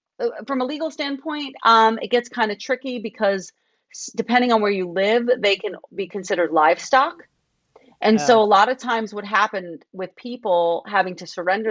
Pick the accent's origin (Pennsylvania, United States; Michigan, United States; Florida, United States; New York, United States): New York, United States; moved away as an adult; also born or lived in Tucson; I grew up right outside New York City.